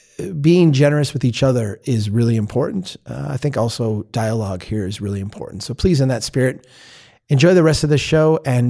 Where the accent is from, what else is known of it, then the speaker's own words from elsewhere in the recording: Minnesota, United States; I'm a Minnesotan. We're the other side of the Mississippi River. We're the other end. Literally, the Mississippi River is half a mile that way.